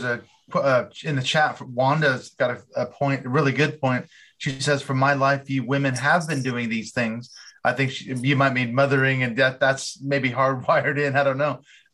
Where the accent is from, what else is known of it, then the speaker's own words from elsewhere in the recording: Seattle, Washington, United States; in Seattle, my hometown